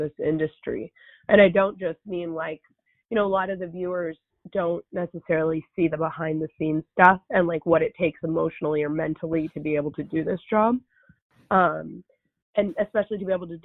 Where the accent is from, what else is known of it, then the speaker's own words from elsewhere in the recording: Los Angeles, California, United States; I grew up in the San Fernando Valley